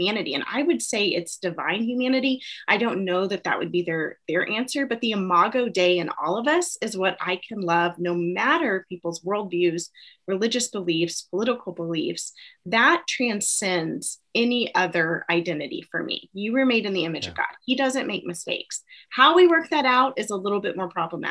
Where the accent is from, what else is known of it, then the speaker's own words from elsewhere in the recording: United States; as an American